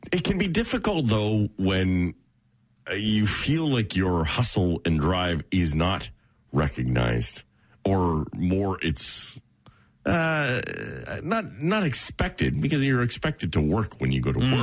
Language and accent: English; Oshawa, Ontario, Canada; I grew up in Oshawa, so there's a very heavy union mentality